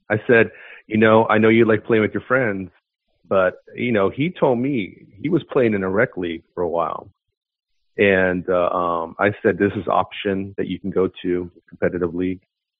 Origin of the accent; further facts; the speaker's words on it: Los Angeles, California, United States; now in Oakland, United States; I'm from Oakland, I was from LA, but I mean, I've been living in Oakland for 20 years, man.